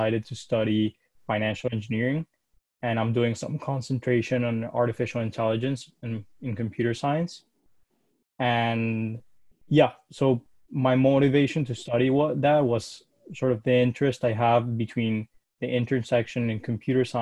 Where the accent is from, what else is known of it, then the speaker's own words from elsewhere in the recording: Caracas, Capital District, Venezuela; moved away as an adult; I was born in Caracas, Venezuela, and I lived there my whole life